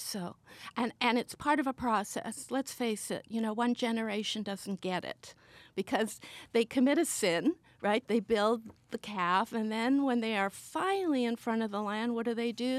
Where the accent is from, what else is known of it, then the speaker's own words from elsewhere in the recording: Sweden; I was born in Sweden.